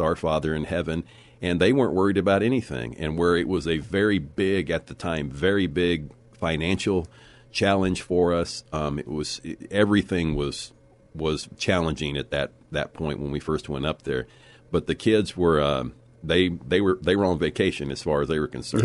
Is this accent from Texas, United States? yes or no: yes; Leakey, Texas, United States; also born or lived in Corpus Christi, Texas; I was, uh, born in Corpus Christi, Texas. So I'm a native Texan, and I was raised in the Texas Hill Country, uh, and went to school in Lakey, Texas, and graduated there